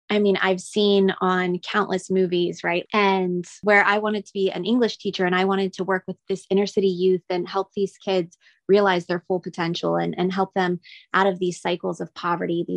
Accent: North Miami Beach, Florida, United States; I grew up in North Miami Beach

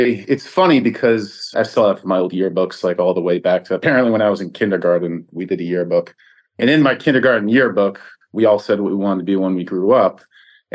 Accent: Long Island, New York, United States; So I grew up in Long Island

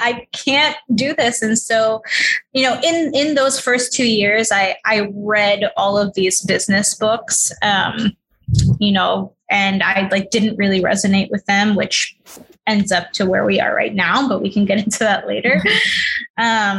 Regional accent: New York City, New York, United States; I grew up in New York City. I was raised in Queens

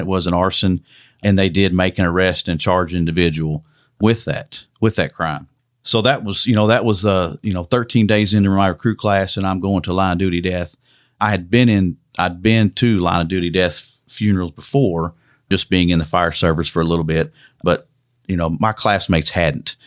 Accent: Western Kentucky, United States; I grew up in Western Kentucky

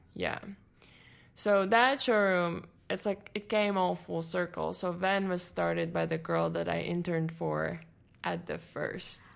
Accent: Latvia; first language Latvian; English is a second language; moved away as an adult; now in United States; I'm from Latvia

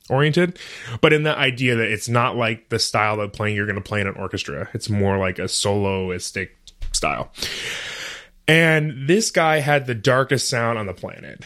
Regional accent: Brighton, Michigan, United States; also born or lived in Detroit, Michigan; I was born in Detroit, Um, I was raised in a town called Brighton, which is a suburb of Ann Arbor

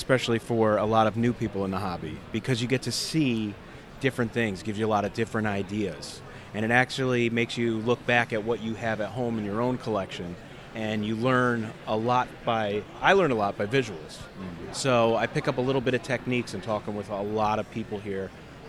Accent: Brewster, New York, United States; I'm from Brewster, New York.

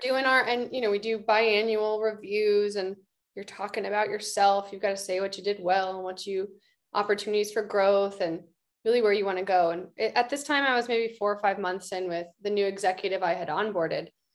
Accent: Austin, Texas, United States; moved away as an adult; also born or lived in San Francisco Bay Area; austin texas my hometown

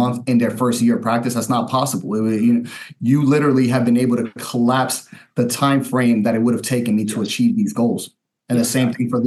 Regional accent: Yonkers, New York, United States; also born or lived in Queens, New York; now in Cocoa, United States; So I was born in New York, in Queens, New York. I was raised in Yonkers, New York, so right around the Bronx.

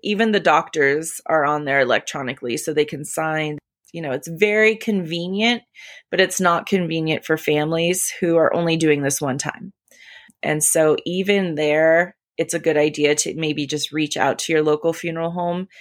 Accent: California, United States; moved away as an adult; also born or lived in Colorado; now in Colorado Springs, United States; my hometown of California

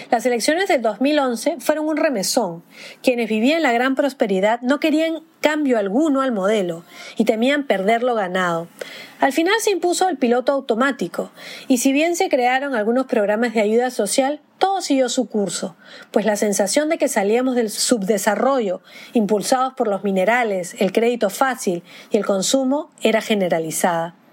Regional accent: Peru; moved away; Quizás ser peruano sea vivir en un limbo, en ese ir y venir del que yo tampoco

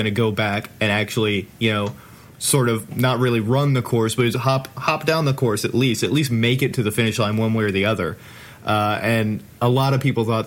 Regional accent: Atlanta, Georgia, United States; I grew up in Atlanta

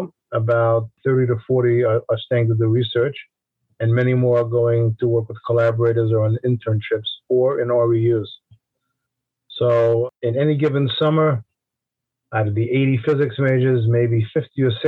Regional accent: New York City, New York, United States; I grew up in Brooklyn, New York, which of course is part of New York City

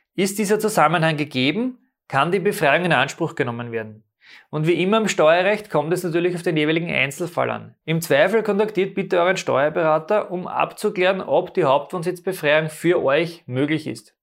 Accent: Austria; bei uns in Österreich

